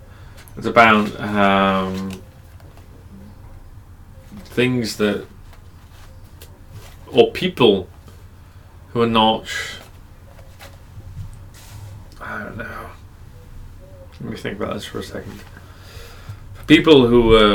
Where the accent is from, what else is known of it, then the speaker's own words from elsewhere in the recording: England, United Kingdom; I'm English